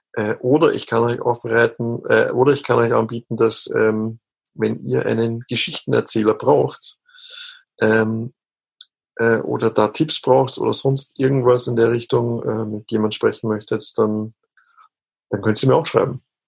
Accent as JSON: {"language": "German", "country": "Austria", "said": "so als ganz klassischer Österreicher einfach äh, in meiner Kindheit dreimal am Tag äh, Fleisch gegessen"}